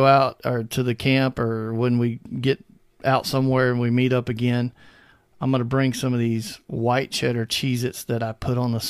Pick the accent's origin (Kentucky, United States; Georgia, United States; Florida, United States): Georgia, United States; near the Okefenokee Swamp, South; moved away as an adult; now in Oklahoma, United States; I grew up in South Georgia near the Okefenokee Swamp